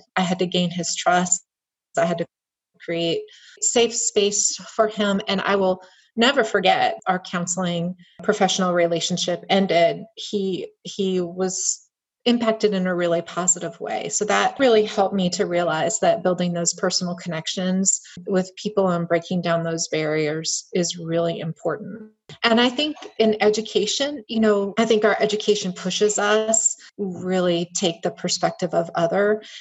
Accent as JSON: {"language": "English", "town": "Miami", "region": "Florida", "country": "United States", "tie": "born or raised there", "also_born_or_lived": "Patrick County, Virginia", "moved": "as an adult", "said": "I was born and raised mostly in Miami, Florida"}